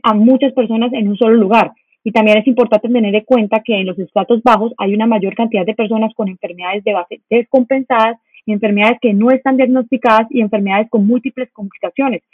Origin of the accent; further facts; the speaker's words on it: Colombia; nosotros como colombianos